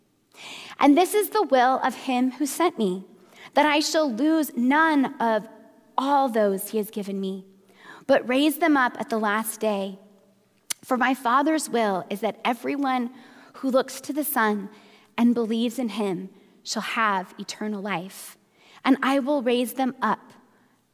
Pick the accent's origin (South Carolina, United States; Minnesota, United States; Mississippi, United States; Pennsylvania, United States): Minnesota, United States; now in Bay Area, United States; I grew up in Minnesota